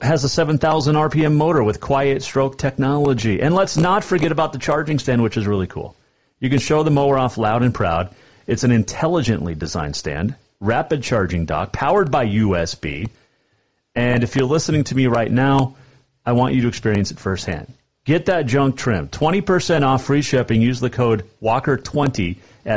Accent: Bozeman, Montana, United States; now in Helena, United States; I grew up in Bozeman

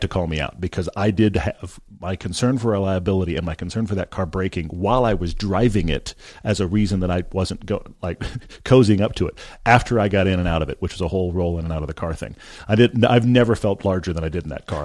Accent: Texas, United States; I grew up in Texas.

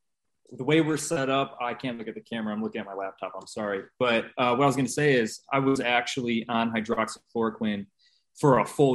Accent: Indiana, United States; I'm from Indiana.

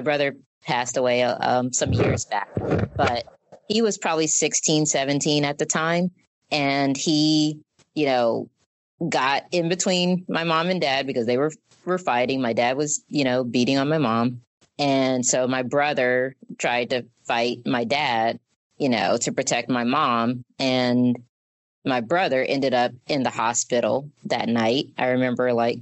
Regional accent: Mobile, Alabama, United States; also born or lived in Detroit, Michigan; that's the reason we moved back home to Mobile, where my mom's grandmother lived

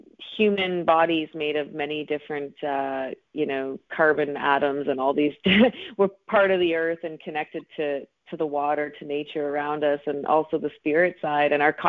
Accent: Atlantic Canada, Canada; Well, I am from Atlantic Canada, and I've pretty much lived all over. I spent a bit of time in Toronto and Los Angeles and a little bit of time in New York, but Atlantic Canada is where I call home.

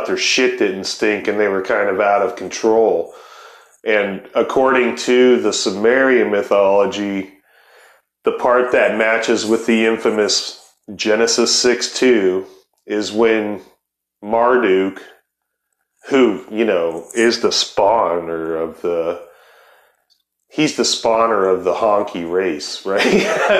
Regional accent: Ohio, United States; I'm from Ohio

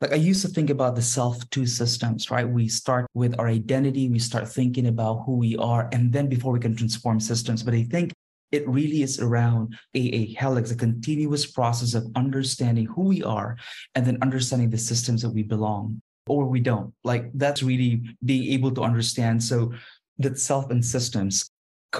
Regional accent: Philippines; moved away as an adult; also born or lived in Beijing / Brussels / Kuala Lumpur; My career started out as a classroom teacher in my home country, in the Philippines, and then I moved into Beijing and then Brussels and then Kuala Lumpur

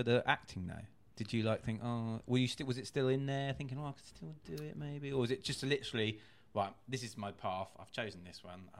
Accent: Seaford, South East England, United Kingdom; So I'm from Seaford in East Sussex

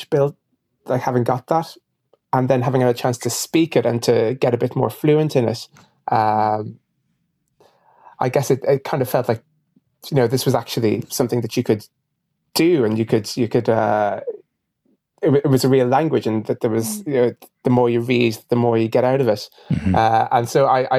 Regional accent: Ireland; I'm half Irish and half Ghanaian.

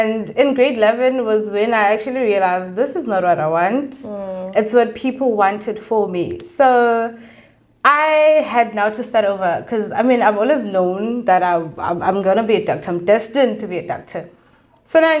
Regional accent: Ngcobo, Eastern Cape, South Africa; now in Cape Town, South Africa; I'm from Engobo, a town in the Eastern Cape. And yeah, that is me. I grew up there, and I've been in Cape Town for 7 years

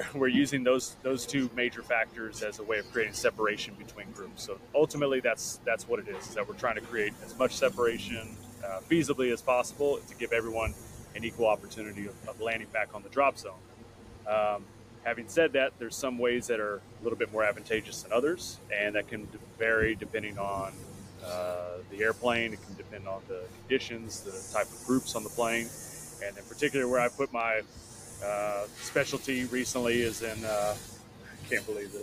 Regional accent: Texas, United States; Outside of Dallas. Yeah.

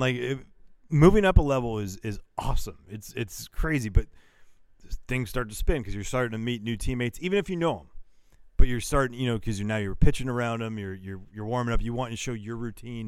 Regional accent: Northern California, United States; I'm from Northern California.

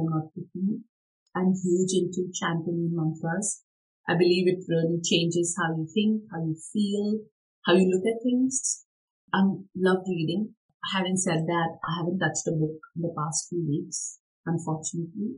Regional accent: India; moved away as an adult; now in Australia; I really identify myself as an Indian, as a Desi

